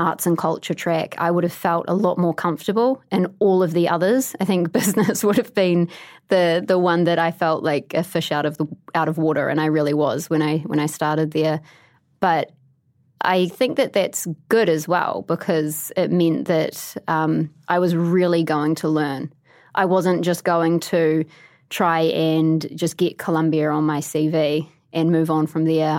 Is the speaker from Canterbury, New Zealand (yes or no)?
yes; Christchurch, Canterbury, New Zealand; moved away as an adult; also born or lived in Canada; now in New York, United States; my hometown